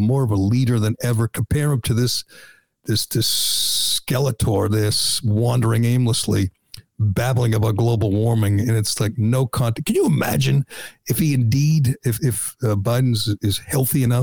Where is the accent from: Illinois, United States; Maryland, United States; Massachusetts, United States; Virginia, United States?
Massachusetts, United States; Boston; I'm from Boston